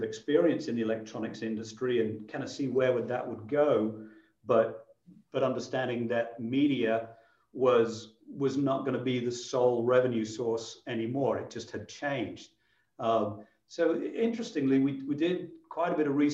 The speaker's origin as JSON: {"language": "English", "town": "Boston", "region": "East Midlands", "country": "United Kingdom", "tie": "born or raised there", "also_born_or_lived": "London", "moved": "as an adult", "lives_now": "Philadelphia, United States", "said": "I grew up in a very small town in England called Boston"}